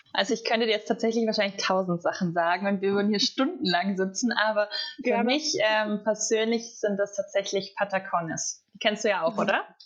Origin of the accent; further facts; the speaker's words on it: Southern Germany, Germany; also born or lived in Colombia; ich komme aus dem Süden von Deutschland